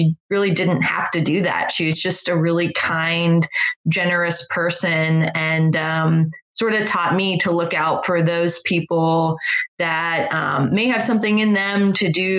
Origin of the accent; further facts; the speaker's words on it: Northern Virginia, United States; moved away; also born or lived in Harrisonburg, Virginia; when I was growing up in Northern Virginia